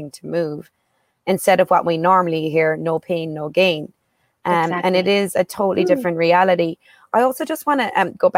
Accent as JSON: {"language": "English", "country": "Ireland", "tie": "born or raised there", "said": "I grew up in Ireland where I also had parents who were like, off you go."}